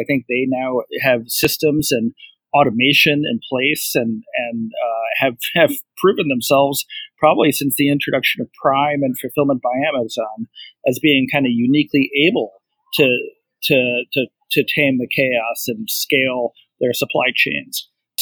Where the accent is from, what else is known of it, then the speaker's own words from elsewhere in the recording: Cleveland, Ohio, United States; I grew up in Cleveland, Ohio